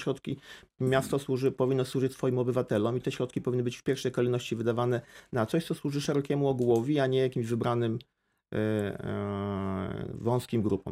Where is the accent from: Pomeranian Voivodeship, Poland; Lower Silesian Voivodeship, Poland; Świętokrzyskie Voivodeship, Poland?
Lower Silesian Voivodeship, Poland; Wrocław; Ja we Wrocławiu mieszkam od urodzenia.